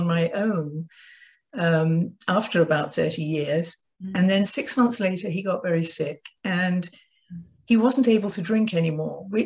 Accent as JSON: {"language": "English", "country": "United Kingdom", "tie": "born or raised there", "moved": "yes", "lives_now": "United States", "said": "I'm British."}